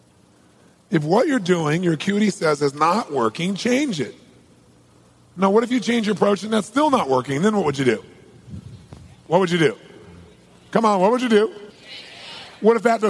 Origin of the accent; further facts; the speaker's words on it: Southern California, United States; I'm from Southern California